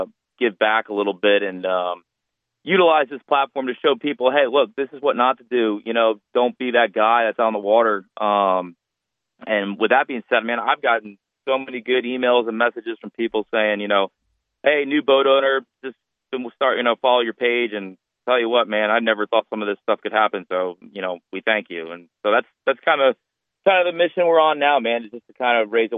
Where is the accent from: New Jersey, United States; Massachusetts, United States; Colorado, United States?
New Jersey, United States; near Long Beach Island; moved away as an adult; now in Wilmington, United States; I'm originally from South New Jersey, kind of just outside the Long Beach Island area. Always grew up on the water, and I moved down to Wilmington, North Carolina to go to school